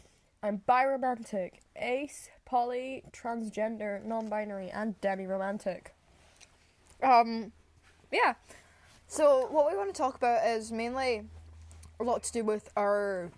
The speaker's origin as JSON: {"language": "English", "region": "Scotland", "country": "United Kingdom", "said": "we're Scottish."}